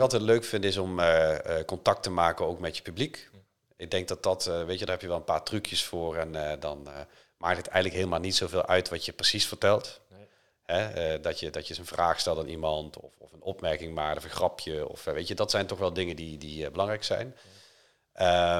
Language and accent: Dutch; Limburg, Netherlands; moved away; ik ben voorzitter van het Limburgs Museum, de provincie waar ik oorspronkelijk vandaan kom.